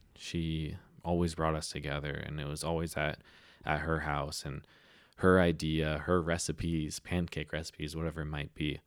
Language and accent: English; San Diego, California, United States; I grew up in North County, San Diego